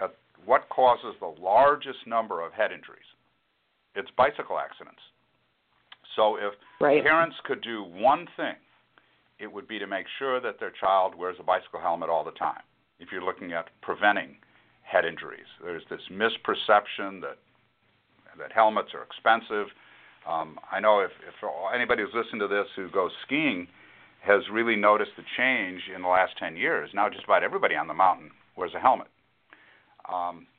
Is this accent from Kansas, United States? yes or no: no; Chicago, Illinois, United States; now in San Antonio, United States; I'm a Yankee from Chicago. I mean, I'm from the north.